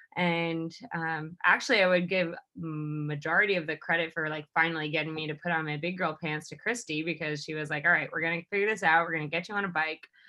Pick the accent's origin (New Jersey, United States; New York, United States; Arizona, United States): New York, United States; moved away as an adult; I am originally from New York